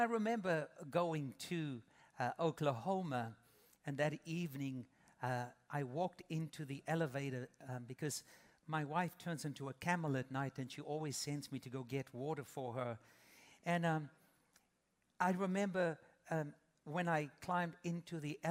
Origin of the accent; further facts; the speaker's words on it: South Africa; moved away as an adult; now in United States; 22 years ago, my wife and I came with our babies from South Africa